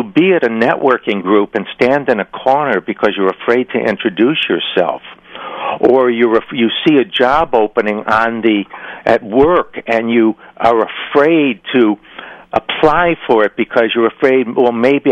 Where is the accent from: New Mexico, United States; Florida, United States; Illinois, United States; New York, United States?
Illinois, United States; Chicago; moved away as an adult; now in California, United States; I was raised in Chicago, and I left Chicago.